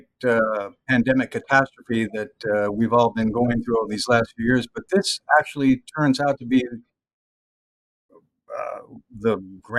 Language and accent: English; Texas, United States; moved away as an adult; also born or lived in Los Angeles, California; now in Pittsburgh, United States; I'm a Texan, fourth generation